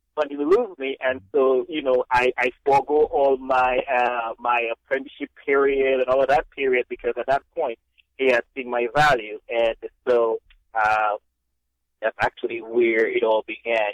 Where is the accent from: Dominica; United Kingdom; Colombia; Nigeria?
Dominica; moved away as an adult; now in United States; growing up in Dominica